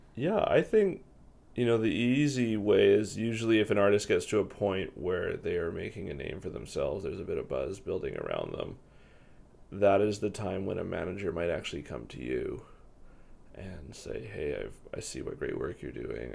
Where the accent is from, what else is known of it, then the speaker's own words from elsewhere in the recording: Victoria, British Columbia, Canada; I'm born and raised in Victoria, BC